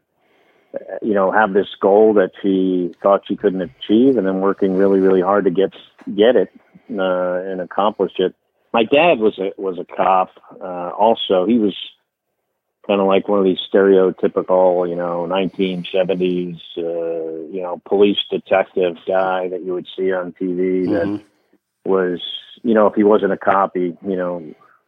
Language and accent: English; New Jersey, United States; I grew up in New Jersey